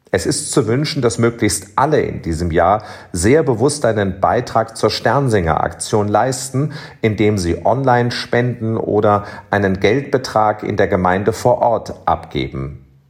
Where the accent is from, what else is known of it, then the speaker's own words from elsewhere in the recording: Cologne, North Rhine-Westphalia, Germany; moved away as an adult; now in Bonn, Germany; mein Kölner Herz höher schlagen lässt. Wie oft habe ich in Kinder- und Jugendjahren zuerst als Domchorknabe und später als Domessdiener am Dreikönigsfest vor dem Schrein